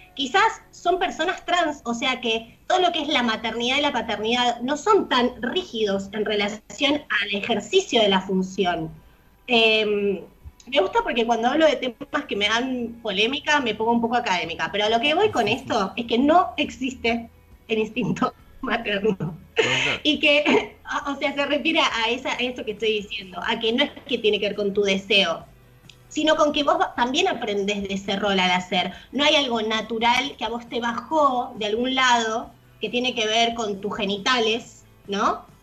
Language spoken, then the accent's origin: Spanish; Buenos Aires, Argentina; nosotros somos porteños